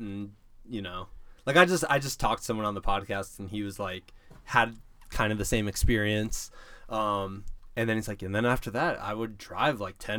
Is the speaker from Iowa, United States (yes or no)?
yes; Iowa, United States; moved away; I'm from Iowa, man.